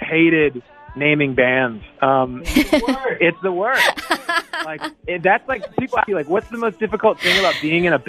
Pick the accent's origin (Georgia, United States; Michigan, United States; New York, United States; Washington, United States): Georgia, United States; Atlanta; now in Nashville, United States; I grew up actually in Atlanta, Georgia, which is a pretty big city